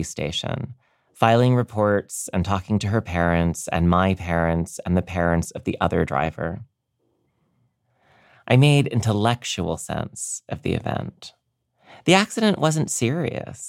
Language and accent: English; Maryland, United States; now in New York, United States; I finished high school in Maryland